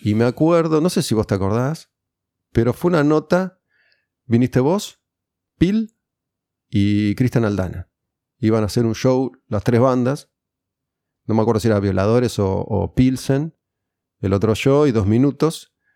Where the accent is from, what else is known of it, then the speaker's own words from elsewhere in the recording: Olivos, Buenos Aires Province, Argentina; also born or lived in Benavídez; yo de chiquito viví en Olivos